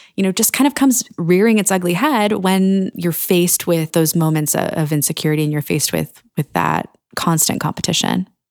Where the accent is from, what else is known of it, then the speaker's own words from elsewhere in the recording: Annapolis, Maryland, United States; my hometown of Annapolis